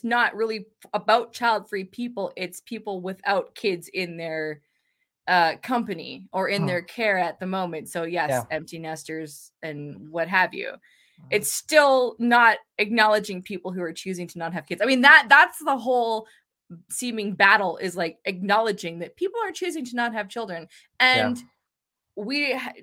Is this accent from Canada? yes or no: yes; Canada; as a Canadian